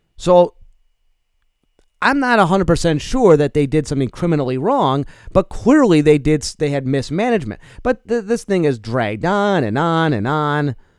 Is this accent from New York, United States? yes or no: yes; New York, United States; now in Eau Claire, United States; I come from New York